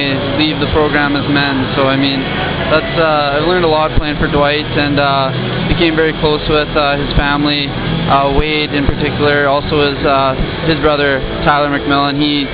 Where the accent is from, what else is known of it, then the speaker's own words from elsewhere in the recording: Canada; moved away as an adult; now in United States; I'm a Canadian